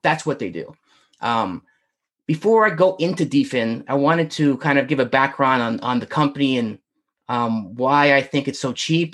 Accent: Northern Virginia, United States; I'm from Northern Virginia

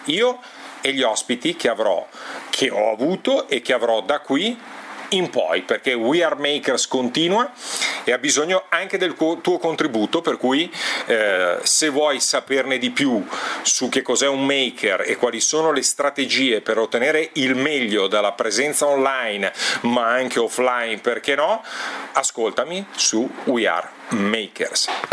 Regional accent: Milan, Lombardy, Italy; sono nato a Milano il 17 gennaio 1969

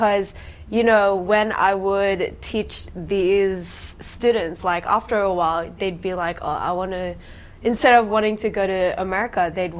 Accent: Australia; I came from Australia

